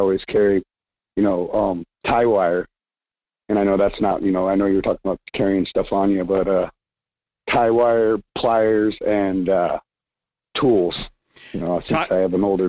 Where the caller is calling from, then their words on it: Homer, Alaska, United States; I'm calling from Homer.